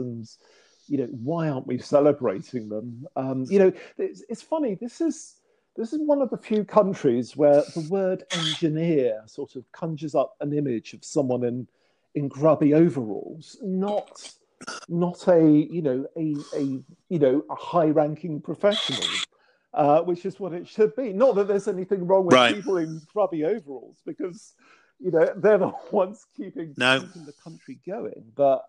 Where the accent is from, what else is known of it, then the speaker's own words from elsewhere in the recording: near Chartwell, Kent, South East England, United Kingdom; The Chartwell is not too far from where I grew up